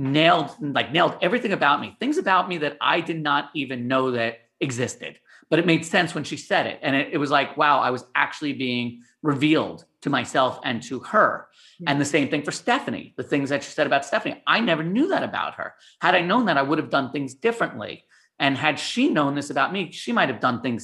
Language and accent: English; New York, United States; moved away as an adult; now in San Diego, United States; I was born and raised in New York